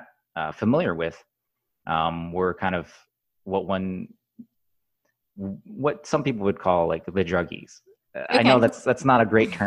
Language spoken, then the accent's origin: English; Southeast Michigan, United States; moved away as an adult; now in San Francisco, United States; I grew up in Southeast Michigan